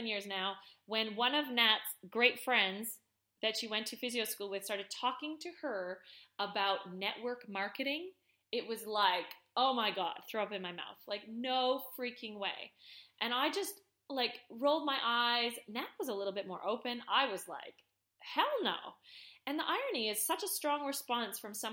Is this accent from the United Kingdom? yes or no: no; Canada; I'm Canadian